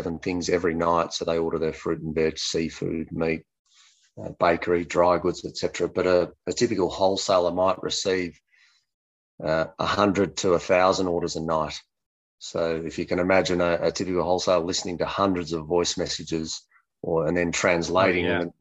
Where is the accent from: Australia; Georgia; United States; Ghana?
Australia; Melbourne, Victoria; also born or lived in Santiago, Chile; I'm from Melbourne, Australia, but was living in Santiago in Chile in South